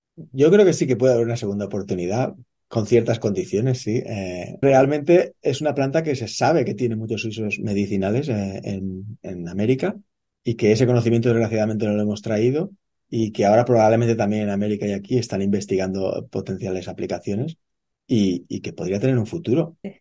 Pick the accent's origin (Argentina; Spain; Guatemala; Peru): Spain; moved away as an adult; now in Australia; Yo soy español eh, originalmente eh, y, yo de pequeño también estaba acostumbrado eh, a, ver esta higo chumbo, que es como le llamamos en España